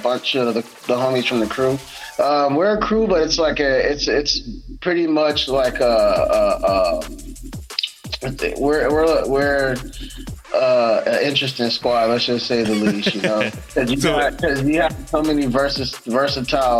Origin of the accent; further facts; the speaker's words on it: Long Beach, California, United States; I'm from Long Beach, California